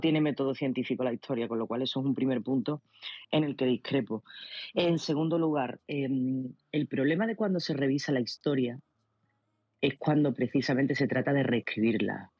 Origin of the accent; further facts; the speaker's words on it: Spain; como española